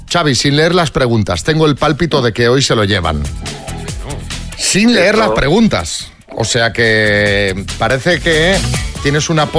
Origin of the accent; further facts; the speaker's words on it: Andalusia, Spain; Yo soy de Sevilla, en un pueblo.